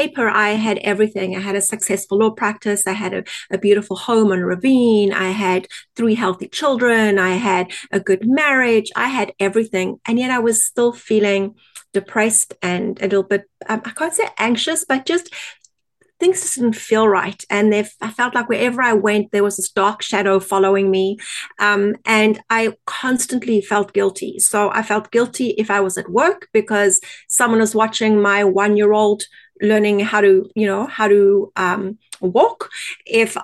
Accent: South Africa; accent: South African; moved away as an adult; now in Canada; My accent is originally from South Africa, and we emigrated to Canada in 2001

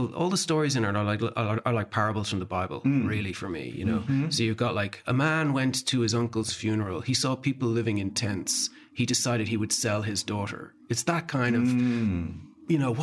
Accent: Dublin, Leinster, Ireland; I grew up in Dublin in the suburbs

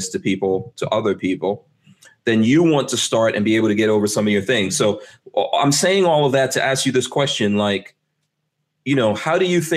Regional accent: New York, United States; now in Gainesville, United States; I grew up in New York.

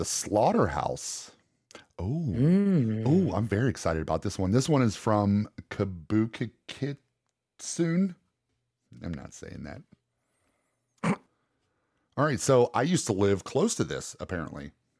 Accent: Ohio, United States; I grew up in Ohio.

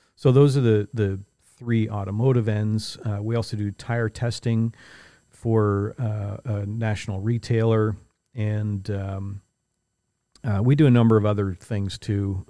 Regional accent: St. Catharines, Ontario, Canada; I grew up in Saint Catharines, uh, just the other side of the lake from where we are now

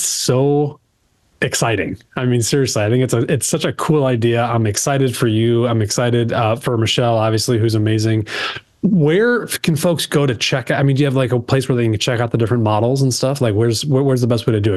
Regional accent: Chicago, Illinois, United States; I'm from Chicago

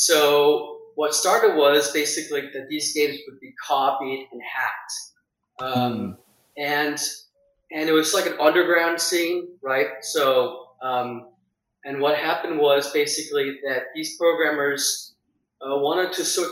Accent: Denmark; moved away as an adult; now in United States; So I'm Danish. I was born in Denmark, grew up there until I was 20, and then I left for America

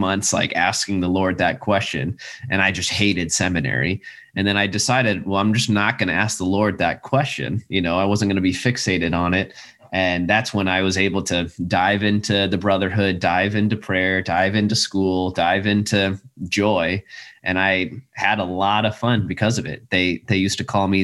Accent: South Dakota, United States; moved away; I'm from South Dakota, and when I went to Catholic schools all the way up

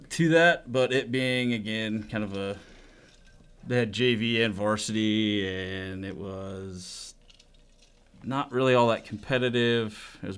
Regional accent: McCook, Nebraska, United States; also born or lived in Hastings, Nebraska; I was born in Hastings, but I was raised in McCook.

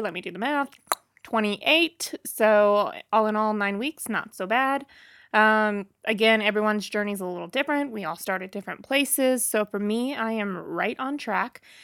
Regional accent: Boonville, Missouri, United States; moved away; I'm from Booneville, Missouri originally.

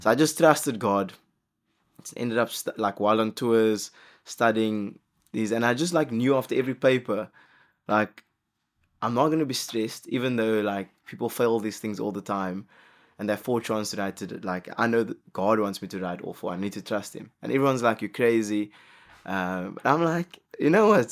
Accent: South Africa; as a South African

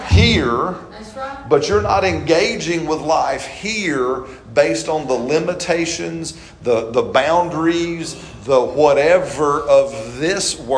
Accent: British Columbia, Canada; moved away; I said, no, I'm from South British Colu

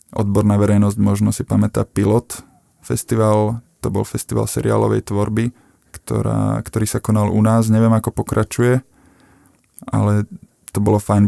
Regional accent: Belá, Žilina Region, Slovakia; moved away as an adult; now in Trnava, Slovakia; ja som teda z Belian, mal som Žilinu, svoj, svoj, svoje mesto

